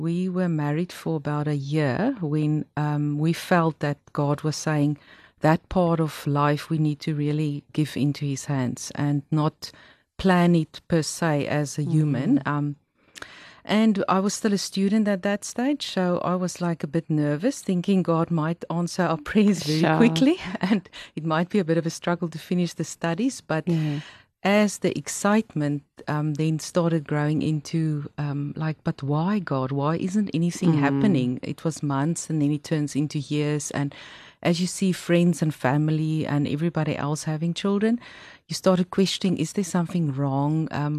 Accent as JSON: {"language": "English", "town": "Pretoria", "region": "Gauteng", "country": "South Africa", "tie": "born or raised there", "also_born_or_lived": "Johannesburg / New Zealand / Australia", "moved": "as an adult", "lives_now": "Cape Town, South Africa", "said": "I grew up in Pretoria, and I also studied there at Tikkies"}